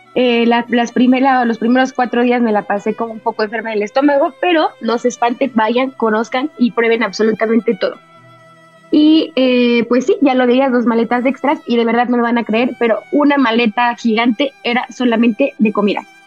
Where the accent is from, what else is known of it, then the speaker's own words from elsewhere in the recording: Mexico; como buena mexicana